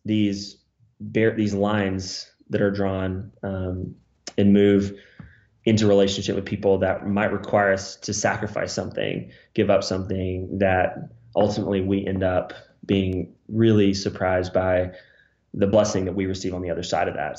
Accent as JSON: {"language": "English", "country": "United States", "said": "I'm the American"}